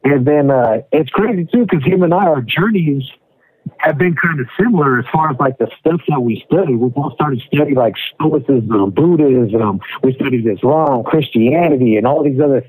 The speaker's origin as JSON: {"language": "English", "town": "Spokane", "region": "Washington", "country": "United States", "tie": "born or raised there", "also_born_or_lived": "Tacoma, Washington", "said": "I was born in Tacoma, Washington. I'm from the west coast of America, but I've lived pretty much my whole life in Spokane"}